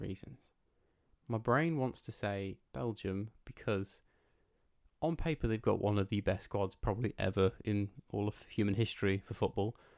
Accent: England, United Kingdom; that's where we're from

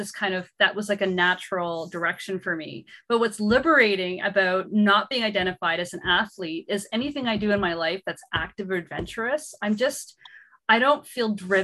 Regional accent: Gananoque, Ontario, Canada; moved away as an adult; also born or lived in Montreal; I'm from Gananoque

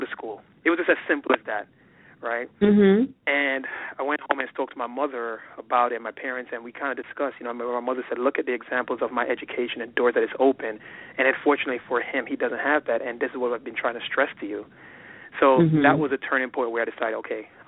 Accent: New York, United States; moved away as an adult; also born or lived in Boston; growing up in New York

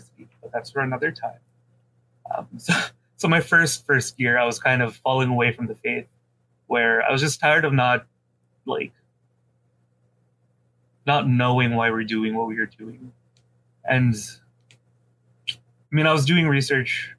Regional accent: Philippines; I'm a Filipino

